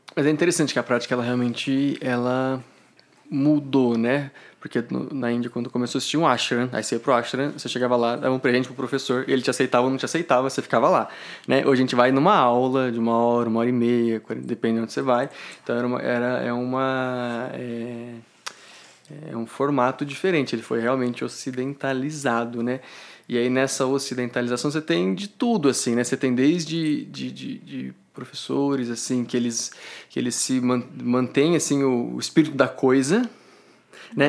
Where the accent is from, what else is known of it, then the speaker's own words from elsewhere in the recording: Ribeirão Preto, São Paulo, Brazil; moved away as an adult; now in São Joaquim da Barra, Brazil; sou de Ribeirão Preto